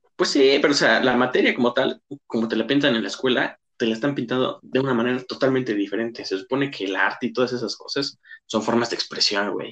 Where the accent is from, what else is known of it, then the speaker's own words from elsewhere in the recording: Mexico; nuestro país